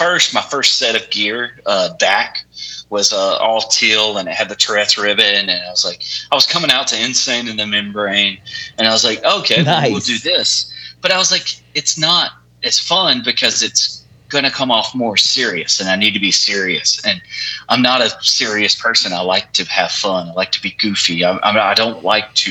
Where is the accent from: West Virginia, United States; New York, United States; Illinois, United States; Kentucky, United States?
West Virginia, United States; I'm from West Virginia